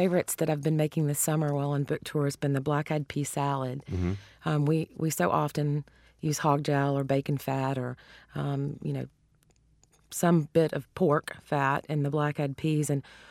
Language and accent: English; Georgia, United States; accent: Southern; also born or lived in Louisiana; Well, you can tell from my accent, of course, that I'm Southern and yes. grew up in Georgia and in Louisiana.